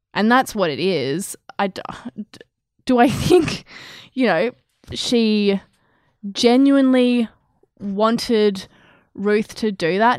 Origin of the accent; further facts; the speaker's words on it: Australia; we're Australian